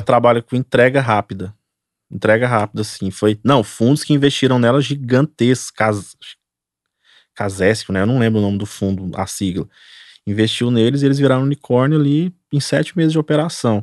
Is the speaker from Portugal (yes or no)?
no; Goiânia, Goiás, Brazil; Nós somos aqui de Goiânia.